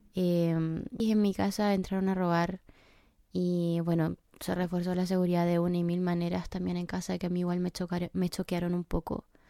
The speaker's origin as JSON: {"language": "Spanish", "country": "Chile", "also_born_or_lived": "England", "moved": "as an adult", "lives_now": "United Kingdom", "said": "Soy chilena, tengo 26 años y en exactamente dos días más voy a estar cumpliendo 7 meses de haber estado viviendo en Inglaterra."}